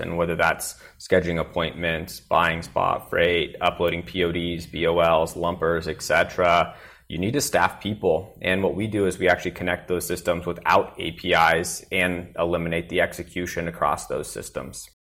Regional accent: Willamette Valley, Oregon, United States; now in Austin, United States; I grew up in Willamette Valley in Oregon

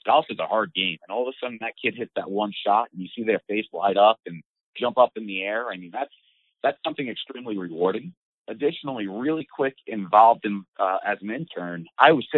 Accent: Long Island, New York, United States; now in Central Florida, United States; I grew up in New York on Long Island

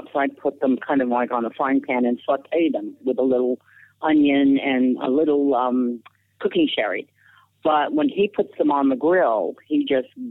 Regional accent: New Orleans, Louisiana, United States; also born or lived in New York; now in New Orleans, United States; I was born in New Orleans in the house that you saw us sitting in front of upstairs

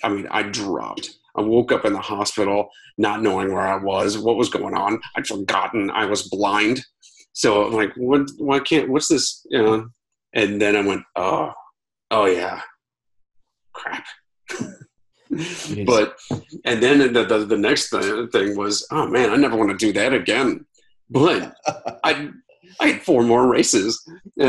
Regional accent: Akron, Ohio, United States; moved away as an adult; also born or lived in Italy; I ran my hometown Akron Marathon on the same week as my 20th high school reunion

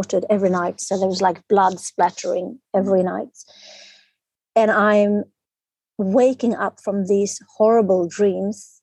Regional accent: Stockholm, Stockholm County, Sweden; I'm from Sweden, Stockholm, the capital of Sweden.

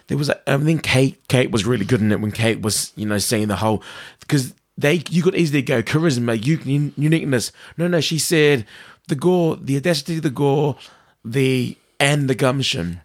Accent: New Zealand

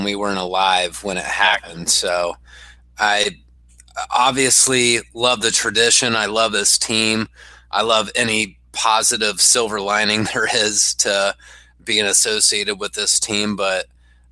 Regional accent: Ohio, United States; from my hometown, I'm right across the border from West Virginia

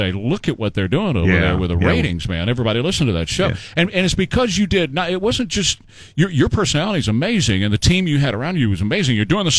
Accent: San Antonio, Texas, United States; myself, I'm pure Irish, but I'm, yeah, pure San Antonio.

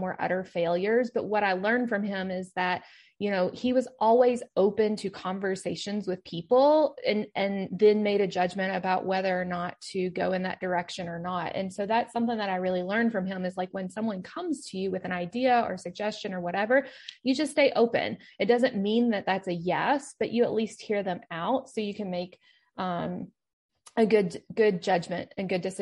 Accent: Kentucky, United States; moved away; I am from Kentucky, even though that's not where I live now

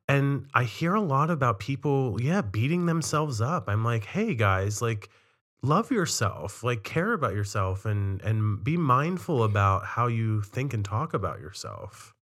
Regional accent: Cumberland, Maryland, United States; born or raised there; now in Boston, United States

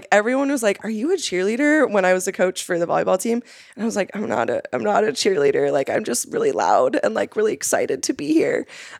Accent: California, United States; Like, for those who don't know, like, I'm from the Central Coast of California. I mean, there isn't anything except for nature there.

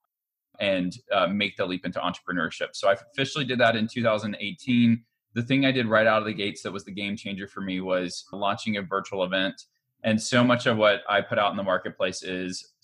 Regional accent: Montgomery, Alabama, United States; I was born and raised in Montgomery, Alabama

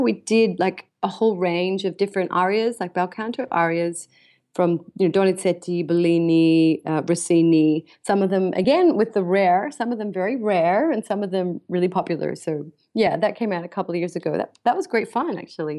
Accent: Australia; now in London, United Kingdom; I'm Australian born, so I, I go between the two

